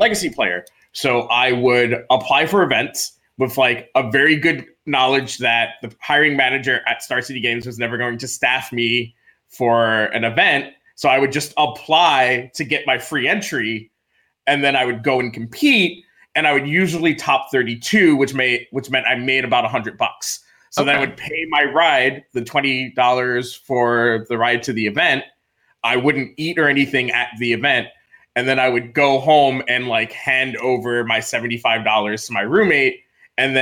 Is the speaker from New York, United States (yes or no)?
yes; Freeport, New York, United States; moved away; I grew up on Long Island, New York, in Nassau County in a small incorporated village known as Freeport